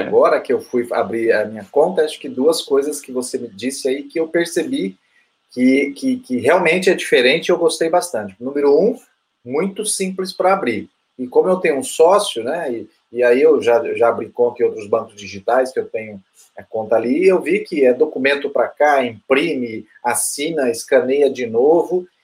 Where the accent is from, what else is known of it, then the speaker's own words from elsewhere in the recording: Brazil; como brasileiro